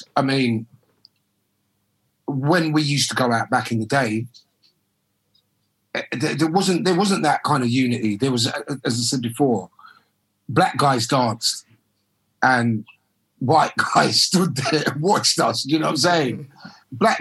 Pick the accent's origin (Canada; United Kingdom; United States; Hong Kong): United Kingdom; London; growing up in South London as well, growing up in Brixton, music's around you everywhere.